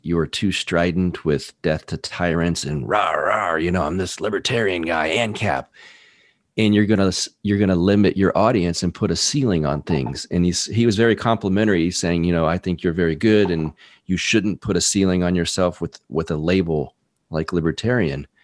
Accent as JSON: {"language": "English", "region": "Texas", "country": "United States", "tie": "born or raised there", "also_born_or_lived": "California", "said": "I was born in Texas, uh, grew up a little bit here, and then moved to California for a few years when I was young, and then back to Texas"}